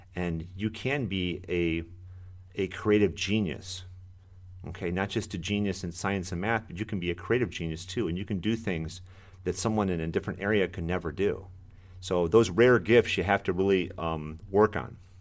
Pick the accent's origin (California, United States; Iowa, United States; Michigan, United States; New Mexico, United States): Michigan, United States; moved away as an adult; now in Florida, United States; I, uh, am born and raised in Michigan